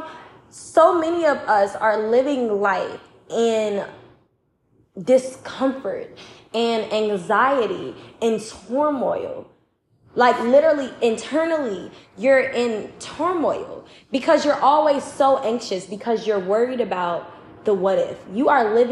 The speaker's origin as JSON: {"language": "English", "town": "Chicago", "region": "Illinois", "country": "United States", "said": "I'm from Chicago"}